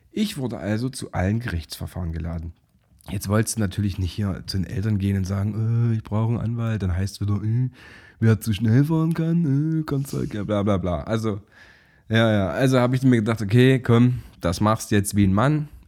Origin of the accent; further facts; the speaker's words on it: Zwickau, Saxony, Germany; Ich komme selber aus Zwickau.